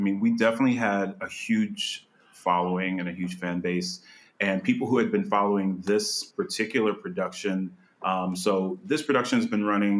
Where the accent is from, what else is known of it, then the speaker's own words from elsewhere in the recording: Slidell, Louisiana, United States; also born or lived in New Orleans, Louisiana; So I was born in New Orleans, and I grew up right outside New Orleans in a little town called Slidell, Louisiana.